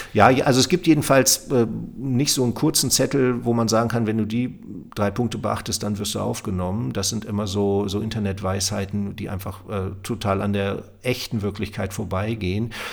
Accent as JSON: {"language": "German", "region": "Lower Saxony", "country": "Germany", "also_born_or_lived": "Münster", "moved": "yes", "said": "dann bin ich nach Göttingen gegangen, weil man das als Niedersachse so macht"}